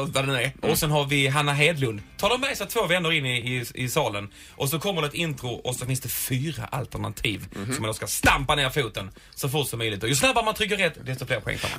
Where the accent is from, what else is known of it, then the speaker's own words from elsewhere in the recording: Helsingborg, Skåne, Sweden; now in Malmö, Sweden; jag kommer ju från Helsingborg, bor i Malmö